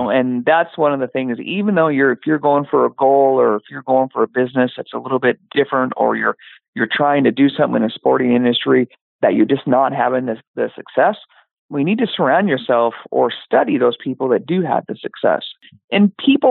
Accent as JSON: {"language": "English", "town": "Yakima", "region": "Washington", "country": "United States", "tie": "born or raised there", "also_born_or_lived": "Tacoma, Washington / California", "moved": "as an adult", "lives_now": "Portland, United States", "said": "I was born and raised in Yakima, Washington"}